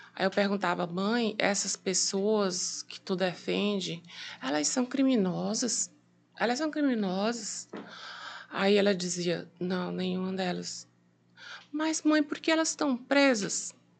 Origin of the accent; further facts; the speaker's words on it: Piauí, Brazil; eu sou piauiense, né? Nascida no Piauí